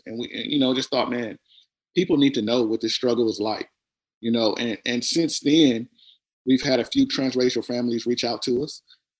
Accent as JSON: {"language": "English", "town": "Compton", "region": "California", "country": "United States", "lives_now": "Lindale, United States", "said": "And we're actually not from here. We're from California. And so we moved to East Texas 9.5 years ago. So we moved from Compton, California to Lyndale, Texas."}